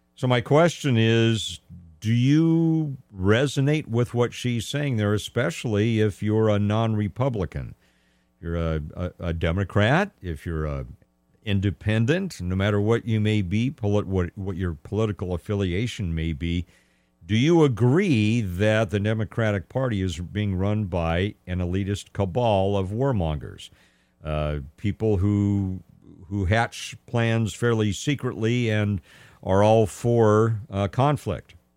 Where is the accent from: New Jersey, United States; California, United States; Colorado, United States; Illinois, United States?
California, United States; Los Angeles County; now in Central Valley, California, United States; I grew up in Los Angeles County